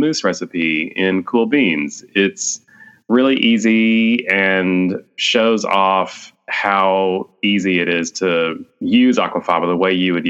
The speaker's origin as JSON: {"language": "English", "region": "Texas", "country": "United States", "moved": "yes", "lives_now": "Washington, D.C., United States", "said": "I am a Texan"}